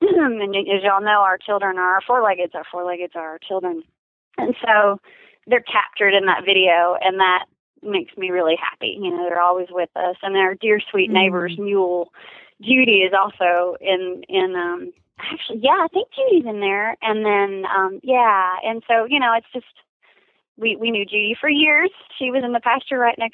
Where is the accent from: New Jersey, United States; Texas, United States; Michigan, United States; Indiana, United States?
Texas, United States; I'm from Texas